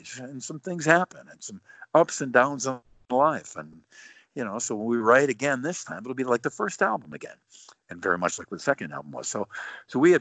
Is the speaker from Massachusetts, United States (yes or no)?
no; Buffalo, New York, United States; my hometown in Buffalo